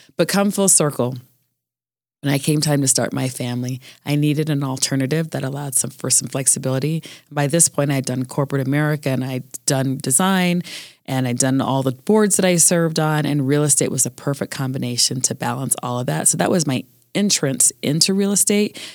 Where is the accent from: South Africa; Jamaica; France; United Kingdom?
Jamaica; also born or lived in Colorado; I'm Jamaican